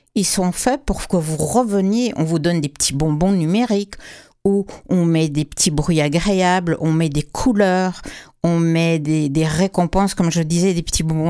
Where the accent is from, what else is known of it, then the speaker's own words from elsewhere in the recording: Quebec, Canada; chez nous au Québec